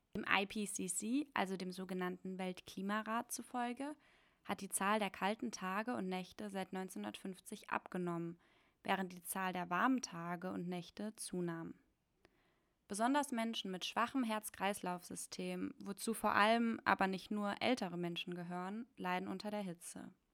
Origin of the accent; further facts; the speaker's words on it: Germany; bei uns in Deutschland